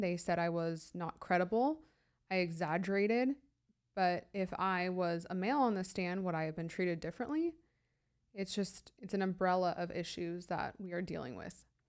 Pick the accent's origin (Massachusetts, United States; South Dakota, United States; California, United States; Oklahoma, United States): California, United States; San Diego; also born or lived in high desert, California; I was born and raised in San Diego